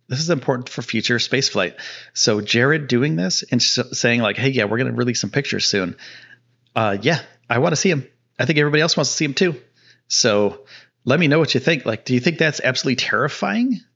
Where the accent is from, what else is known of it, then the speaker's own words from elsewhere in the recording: Northeast, United States; now in Texas, United States; I'm from the Northeast.